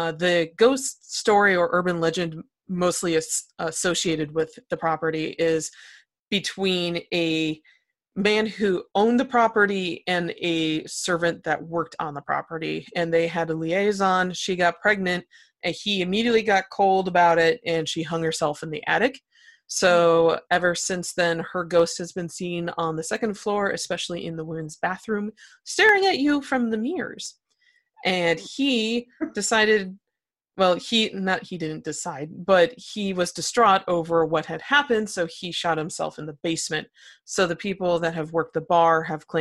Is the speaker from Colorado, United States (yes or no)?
no; Mishawaka, Indiana, United States; also born or lived in Ashtabula County, Ohio; now in Cincinnati, United States; I am not from Cincinnati, and I moved here from a tiny little town called Mishawaka, Indiana, the princess city. And my local hometown haunt